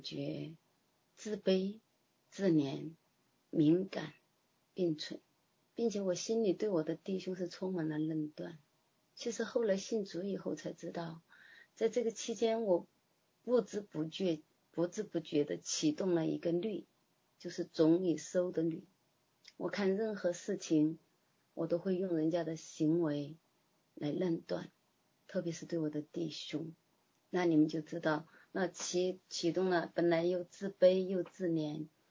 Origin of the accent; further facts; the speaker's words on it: China; moved away as an adult; now in Canada; 我一个中国人